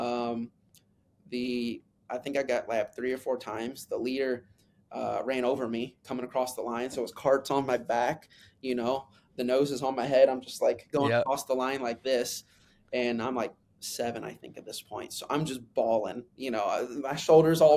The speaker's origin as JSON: {"language": "English", "region": "Kentucky", "country": "United States", "tie": "born or raised there", "said": "I grew up in Kentucky"}